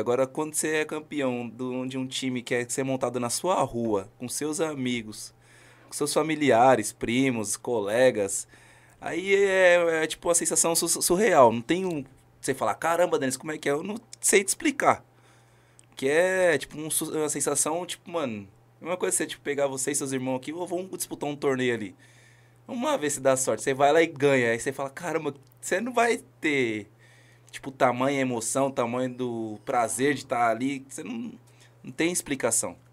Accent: São Paulo, Brazil; Sou lá da cidade de Tiradentes, Barro Branco da minha comunidade lá que eu amo muito

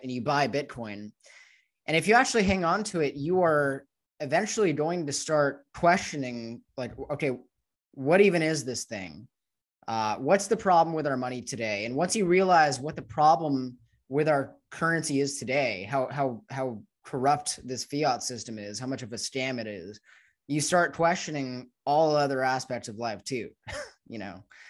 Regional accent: United States; growing up in the United States

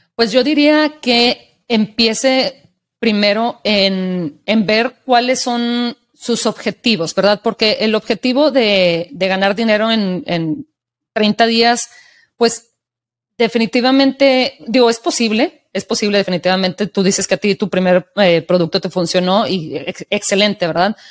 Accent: Mexico; desde mi experiencia como mexicana y de la ciudad donde crecí

